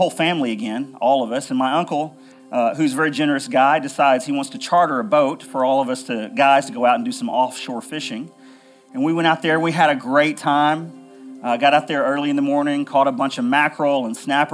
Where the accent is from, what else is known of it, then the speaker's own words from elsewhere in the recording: Middle Tennessee, United States; I grew up here in Middle Tennessee as a kid